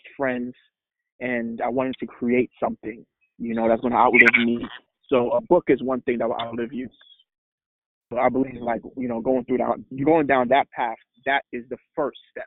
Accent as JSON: {"language": "English", "town": "New York City", "region": "New York", "country": "United States", "tie": "born or raised there", "also_born_or_lived": "Trinidad", "said": "I grew up in Brooklyn, New York, came from Trinidad when I was 8 years old"}